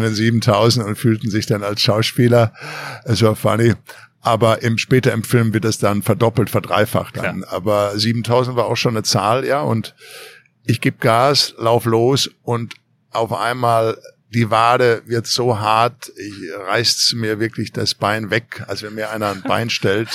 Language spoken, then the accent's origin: German; Ruhrpott, North Rhine-Westphalia, Germany; moved away as an adult; now in Los Angeles, United States; im Pott, wo ich herkomme, im Ruhrpott, in NRW